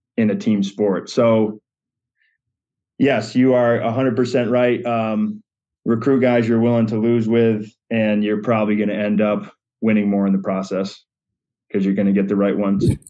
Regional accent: Western Massachusetts, United States; moved away as an adult; now in Granby, United States; we were Western Mass natives up until that point. So finally became a Connecticut resident

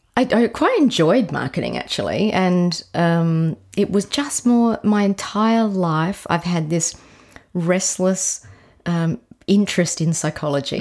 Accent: McLaren Vale, South Australia, Australia; I actually grew up, it was then really considered country, but, um, McLaren Vale

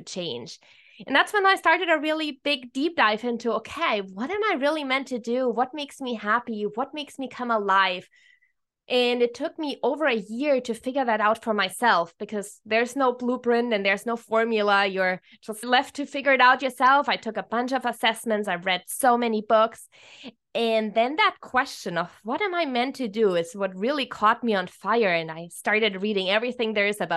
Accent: Germany; moved away as an adult; now in Hawaii, United States; I'm originally from Germany

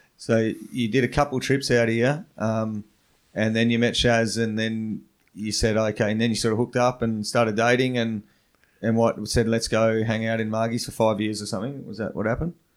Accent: Western Australia, Australia; I grew up in West Australia

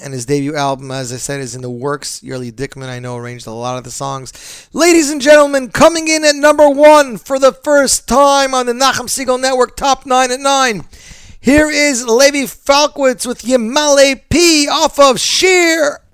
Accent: Montreal, Quebec, Canada; now in Brooklyn, United States; I'm from Montreal

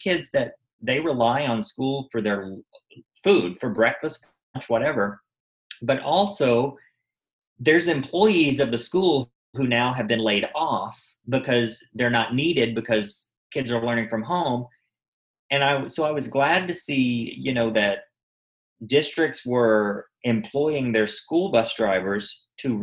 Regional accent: Arkansas, United States; now in Los Angeles, United States; I grew up in Arkansas

